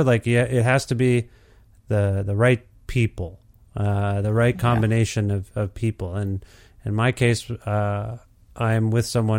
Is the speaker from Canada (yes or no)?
yes; Ontario, Canada; I told you I'm from Alberta, Edmonton, but I'm from Ontario